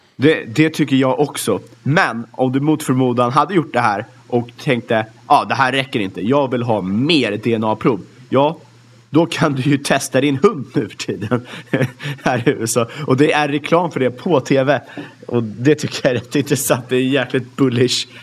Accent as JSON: {"language": "Swedish", "country": "Sweden", "said": "som svensk"}